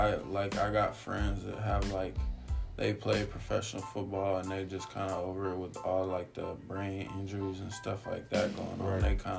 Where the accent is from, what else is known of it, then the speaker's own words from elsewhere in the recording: California, United States; moved away as an adult; now in Detroit, United States; I'm originally from California, so I lived in California until I was like 18